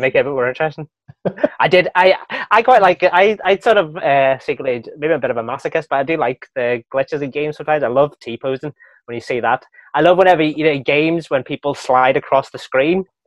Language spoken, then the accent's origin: English; Wales, United Kingdom; moved away; growing up in Wales